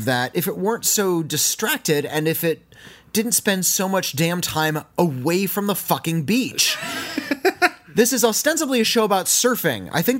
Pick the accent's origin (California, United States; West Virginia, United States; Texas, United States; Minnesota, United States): California, United States; Santa Monica; also born or lived in Venice, California; I was raised in Santa Monica, California. We're really close to the beach. And I lived in Venice for a little bit as well.